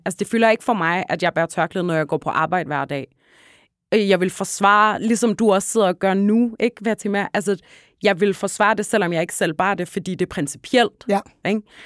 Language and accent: Danish; Hellerup, Capital Region of Denmark, Denmark; Jeg voksede op ude i Hellerup, øh, ja. lige nord for København